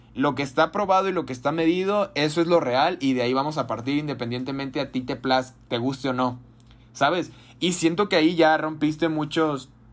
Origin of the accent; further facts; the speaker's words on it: Jalisco, Mexico; ya saben que somos de Jalisco